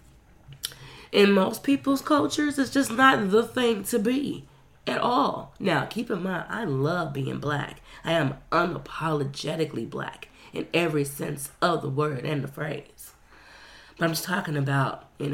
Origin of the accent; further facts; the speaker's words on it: the South, United States; growing up in the South